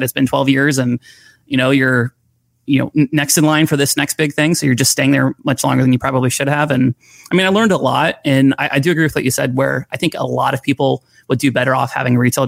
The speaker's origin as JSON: {"language": "English", "region": "Florida", "country": "United States", "tie": "born or raised there", "said": "I grew up in Florida"}